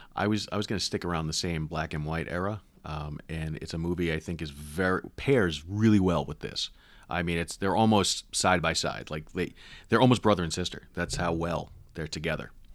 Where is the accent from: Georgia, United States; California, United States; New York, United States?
New York, United States; I was born in New York